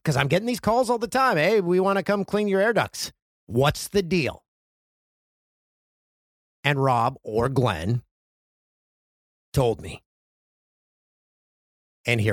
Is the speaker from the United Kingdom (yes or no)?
no; Peterborough, Ontario, Canada; my hometown of Peterborough, Ontario